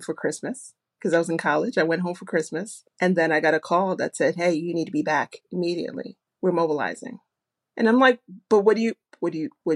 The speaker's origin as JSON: {"language": "English", "region": "New York", "country": "United States", "said": "I'm a New Yorker"}